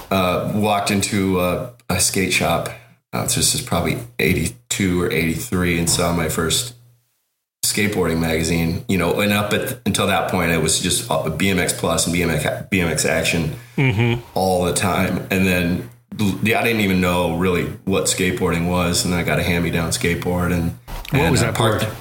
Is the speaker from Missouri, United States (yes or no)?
no; Colorado, United States; moved away as an adult; now in Oakland, United States; when I moved from Colorado uh, to Oakland for college.